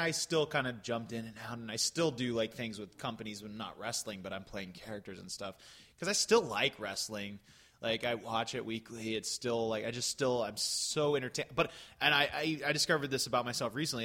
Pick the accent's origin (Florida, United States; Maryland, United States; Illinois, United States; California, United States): Florida, United States; There was a theater in in uh, my hometown that I jumped into around age 13.